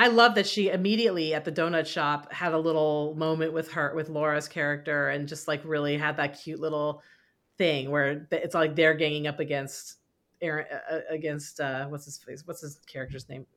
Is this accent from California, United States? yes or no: yes; Walnut Creek, California, United States; I grew up in Walnut Creek